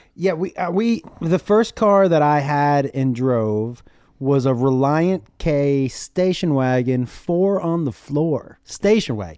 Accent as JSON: {"language": "English", "town": "Amherst", "region": "Massachusetts", "country": "United States", "tie": "born or raised there", "also_born_or_lived": "San Antonio, Texas", "moved": "as an adult", "said": "I grew up in Massachusetts, in, in a town called Amherst"}